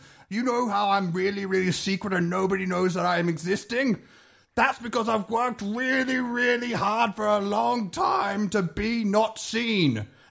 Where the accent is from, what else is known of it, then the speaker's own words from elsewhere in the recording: South of England, United Kingdom; Well, I'm from England.